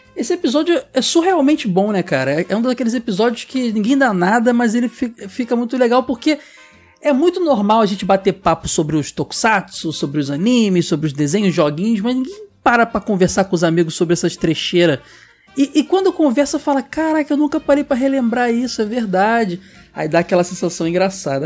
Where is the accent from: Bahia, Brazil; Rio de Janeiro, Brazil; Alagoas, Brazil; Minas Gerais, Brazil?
Rio de Janeiro, Brazil; eu e o Ed e Sora somos do Rio